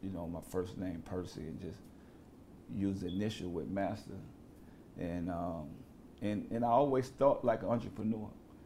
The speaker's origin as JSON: {"language": "English", "town": "New Orleans", "region": "Louisiana", "country": "United States", "tie": "born or raised there", "said": "I grew up in the Calio Projects, probably one of the most dangerous places at the time for a kid to survive."}